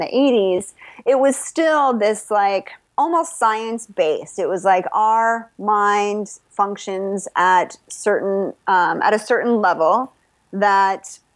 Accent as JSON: {"language": "English", "region": "Texas", "country": "United States", "tie": "born or raised there", "said": "I grew up in Texas, Oliver, Texas."}